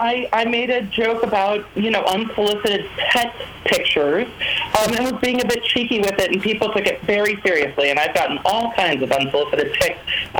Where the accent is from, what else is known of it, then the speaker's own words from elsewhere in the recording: Manhattan Beach, California, United States; now in Nashville, United States; I'm from Manhattan Beach, California.